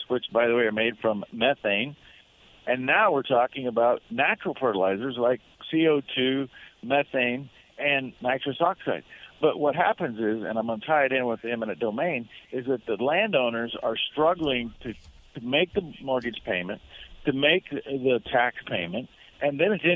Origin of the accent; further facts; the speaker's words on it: Nebraska, United States; my home state of Nebraska